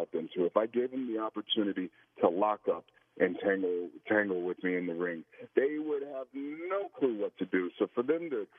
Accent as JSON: {"language": "English", "region": "the Florida Panhandle", "country": "United States", "tie": "born or raised there", "said": "we grew up in the South, you know, and if you grew up down in, you know, the panhandle of Florida, there's not much else"}